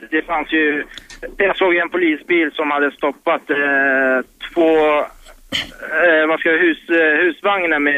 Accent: Iraq; now in Sweden; jag kommer ju från Irak.

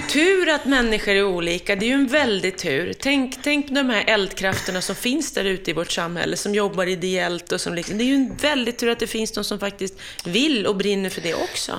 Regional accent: Hudiksvall, Gävleborg County, Sweden; jag är från Hudiksvall, det är inte lika långt norrut som, som du.

